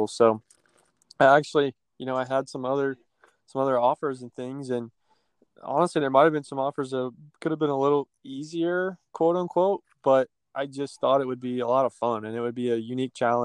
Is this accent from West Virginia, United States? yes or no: yes; West Virginia, United States; West Virginia, which is actually my home state